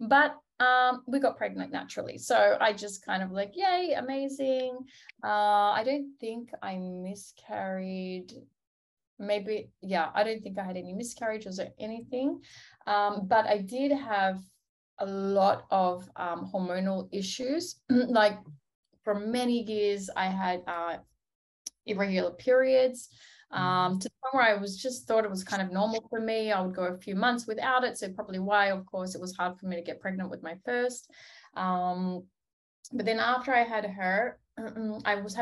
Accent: Australia; moved away as an adult; now in Tel Aviv, Israel; I'm originally from Australia

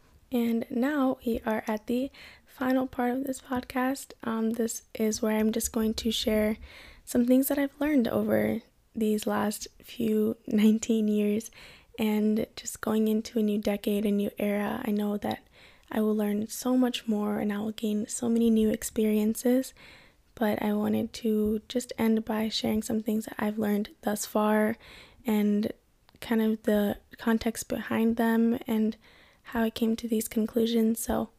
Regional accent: Kenya; and then of course I'm from Kenya.

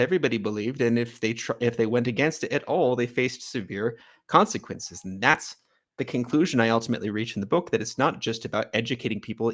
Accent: California, United States; moved away as an adult; also born or lived in Ecuador; now in Armenia

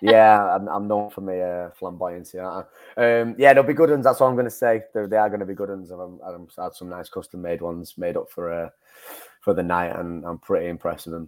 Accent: Manchester, North West England, United Kingdom; sort of in my hometown. I suppose uh, I've, I've fought in Manchester quite a lot.

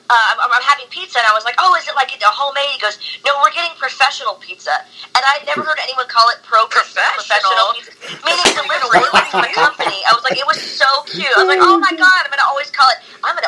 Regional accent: California, United States; moved away as an adult; now in England, United Kingdom; I'm a Californian

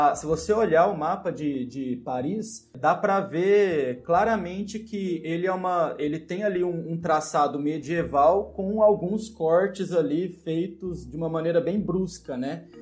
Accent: Monte Alegre de Minas, Minas Gerais, Brazil; now in Uberlândia, Brazil; Não nasci em Uberlândia, nasci em Monte Alegre, mas moro em Uberlândia, né? Há muito tempo

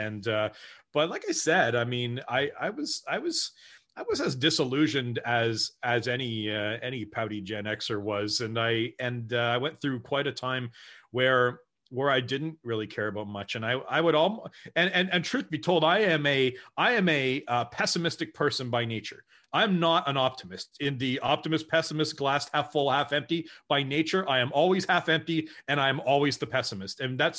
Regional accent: Brantford, Ontario, Canada; also born or lived in West Africa; I'm a graying 44-year-old that likes to make jokes, but I was born and raised in Brantford.

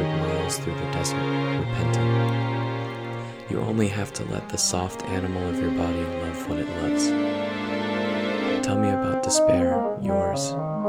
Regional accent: the American South, United States; I grew up in the Christian American South, but I'm not religious anymore

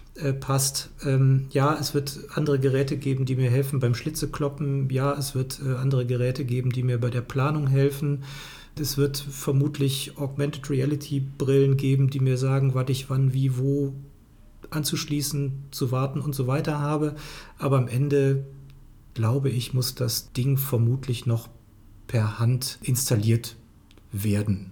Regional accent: Cologne, North Rhine-Westphalia, Germany; als Kölner

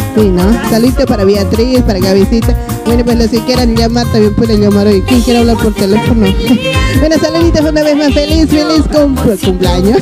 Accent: La Paz, Bolivia; now in Argentina; Yo también soy de La Paz, pero yo soy de provincia

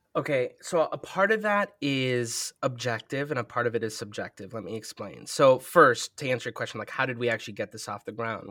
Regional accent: Minneapolis, Minnesota, United States; I'm from Minneapolis

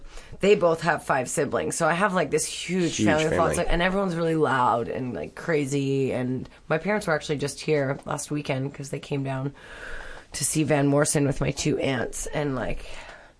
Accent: North Vancouver, British Columbia, Canada; I was born in actually North Vancouver, British Columbia, Canada. So I'm Canadian.

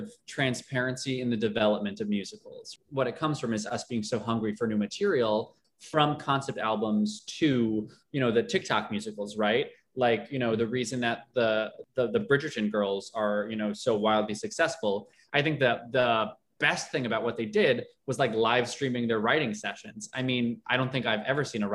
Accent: Long Island, New York, United States; I grew up on Long Island

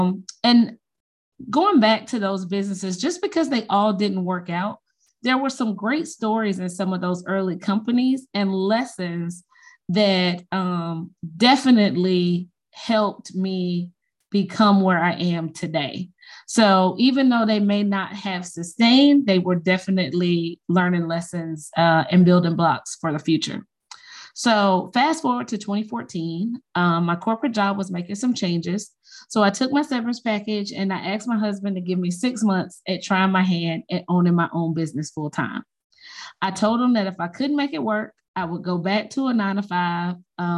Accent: Chicago, Illinois, United States; now in Athens, United States; I was born in Chicago and grew up on the west side of the city.

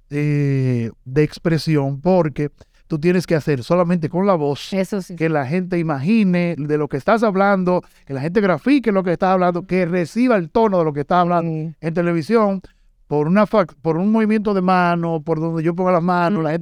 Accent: Santiago de los Caballeros, Santiago, Dominican Republic; Yo soy de Santiago

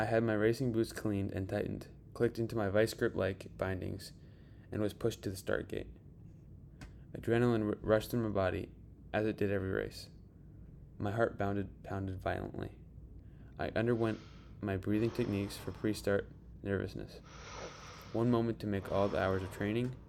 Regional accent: Park City, Utah, United States; my hometown, Park City, Utah.

